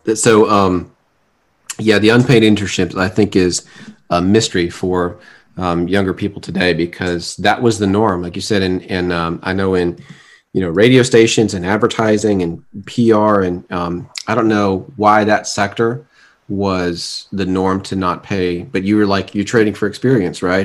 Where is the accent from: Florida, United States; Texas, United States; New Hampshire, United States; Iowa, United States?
Florida, United States; Fort Lauderdale; moved away; also born or lived in Atlanta, Georgia; growing up in South Florida, but we we lived in two different areas while we were down there